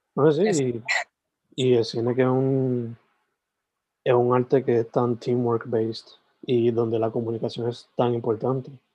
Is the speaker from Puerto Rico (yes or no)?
yes; southwest, Puerto Rico; now in Carolina, Puerto Rico; soy original de, del Southwest, San Germán, Sabana Grande